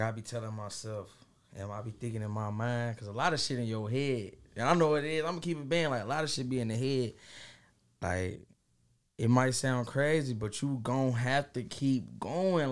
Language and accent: English; Dayton, Ohio, United States; I'm coming from Dayton, Ohio, you know, west side, west side of Dayton